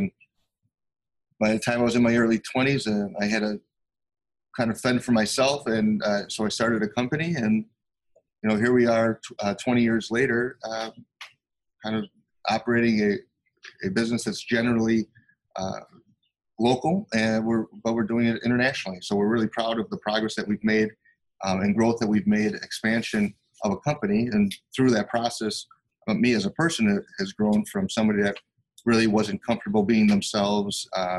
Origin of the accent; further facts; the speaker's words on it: Chicago, Illinois, United States; I grew up super poor in Chicago in the United States, and we had a real difficult time just even having enough money to eat.